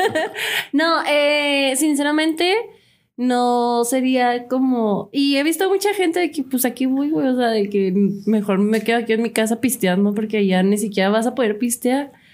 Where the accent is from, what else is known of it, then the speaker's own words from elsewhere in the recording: Mexico; Los mexicanos somos extremistas.